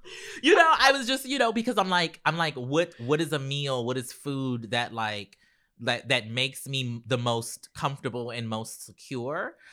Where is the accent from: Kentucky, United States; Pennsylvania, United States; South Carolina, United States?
South Carolina, United States; Charleston; moved away; I grew up in Charleston, South Carolina